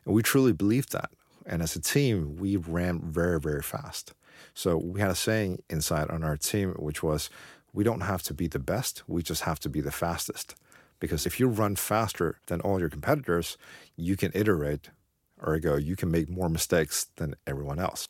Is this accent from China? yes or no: yes; Beijing, China; moved away; I'm from Beijing, so, so I'm quite familiar with Beijing